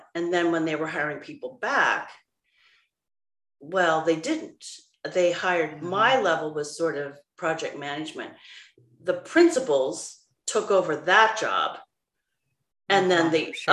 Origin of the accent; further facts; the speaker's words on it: Seattle, Washington, United States; moved away as an adult; also born or lived in Boston; I was born here in Seattle